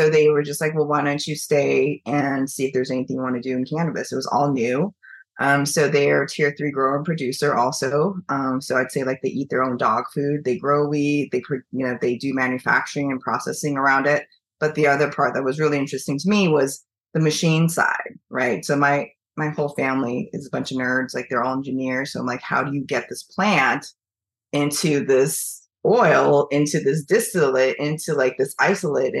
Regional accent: Eugene, Oregon, United States; moved away as an adult; also born or lived in China / Washington State / San Francisco; now in New York, United States; I grew up in Eugene

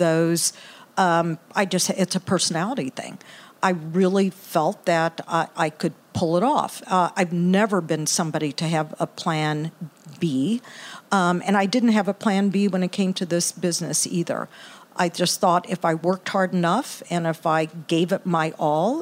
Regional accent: Galveston, Texas, United States; also born or lived in Brooklyn, New York / Indiana; now in Indianapolis, United States; I grew up in Texas, actually. Grew up in Galveston

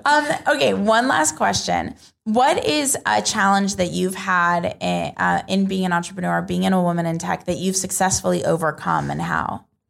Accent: United States; where I'm from

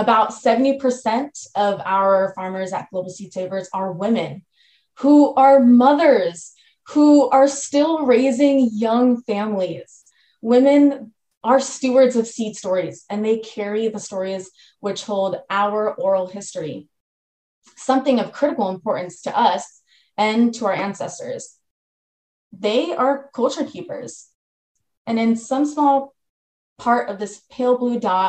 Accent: United States; I'm a first generation Filipino American

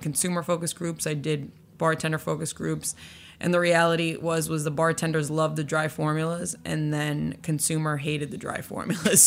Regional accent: Boston, Massachusetts, United States; I was born and raised in Boston.

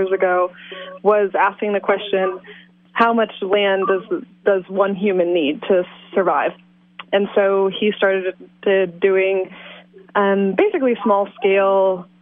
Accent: Iowa, United States; moved away as an adult; also born or lived in Washington State; now in Willits, United States; I grew up in Iowa

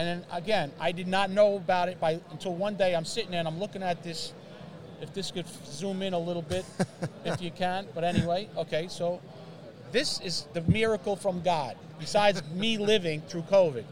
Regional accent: Westchester, New York, United States; It's also our area code backwards, 914. We're from Westchester, New York, our company

